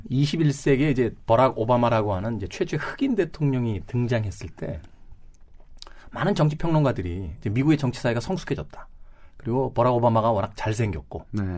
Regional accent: South Korea; …와 같은 국적을 가졌을 뿐

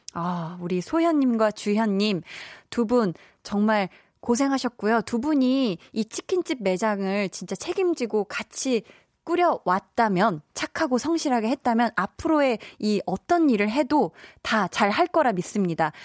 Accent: Seoul, South Korea; 제가 살던 그 어려서 나고 자란 동네도 굉장히 네, 자연 친화적인 네, 그린벨트 지역이었어서 서울임에도 불구하고

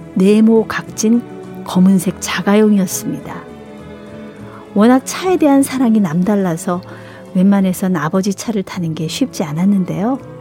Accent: Seoul, South Korea; 저도 이 서울 태생이라

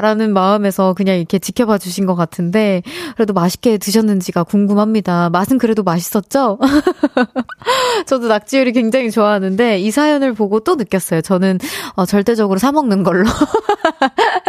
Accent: Seoul, South Korea; 저는 서울 사람입니다

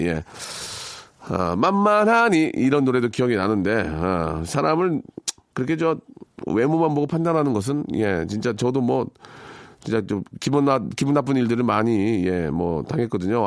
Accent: Gunsan, North Jeolla, South Korea; 제 고향인 군산

